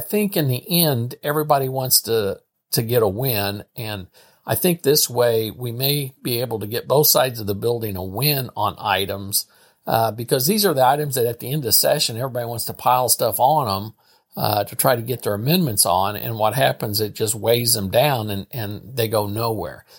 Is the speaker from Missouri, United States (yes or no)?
yes; St. Joseph, Missouri, United States; Saint Joseph, Missouri. I've been here, I've lived here all my life